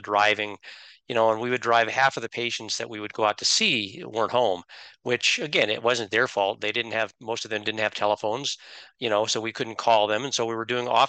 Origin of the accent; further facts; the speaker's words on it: Idaho, United States; moved away as an adult; also born or lived in New Mexico; now in Utah, United States; I grew up in Idaho in a small rural community